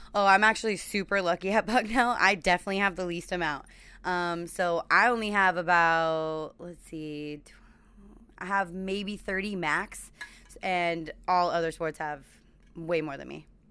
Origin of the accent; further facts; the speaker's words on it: California, United States; moved away; I'm from California